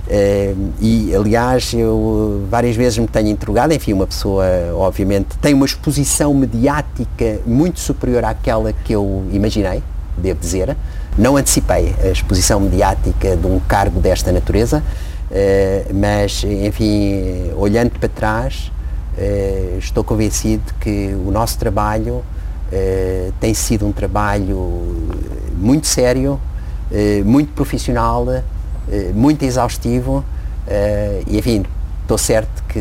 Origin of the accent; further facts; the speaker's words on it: Angola; also born or lived in São Tomé and Príncipe; nasci em África, ele estava em África e, aliás, ele era um apaixonado da África e fez grande parte da sua carreira em África. Eh, e portanto nós nascemos lá e vivemos lá há muitos anos, em, em Angola particularmente, e depois um bocado em São Tomé